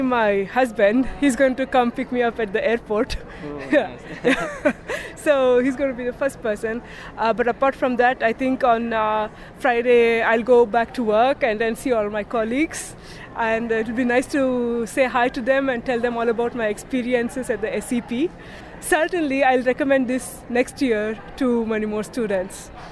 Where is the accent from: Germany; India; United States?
India; moved away as an adult; also born or lived in Netherlands; now in Delft, Netherlands; I'm originally from India, but now I'm part Dutch, I could say.